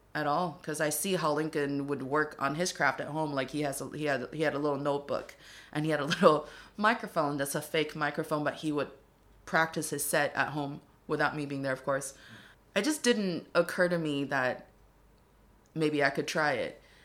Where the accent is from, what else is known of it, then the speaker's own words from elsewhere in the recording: Dongbei, Northeast China, China; accent: Dongbei; English is a second language; now in Beijing, China; my hometown dialect